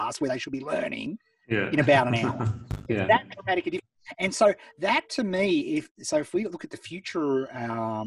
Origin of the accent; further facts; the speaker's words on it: Beechworth, Victoria, Australia; I grew up in Beechworth, town of 3,000 people